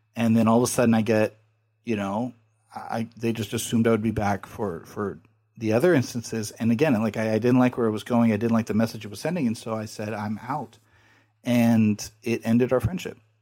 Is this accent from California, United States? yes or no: yes; California, United States; I'm from California